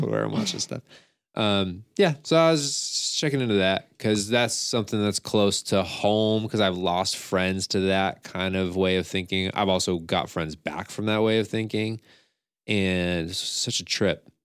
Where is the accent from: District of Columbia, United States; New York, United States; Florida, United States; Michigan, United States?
New York, United States; Scotia; I'm from Scotia and I know the area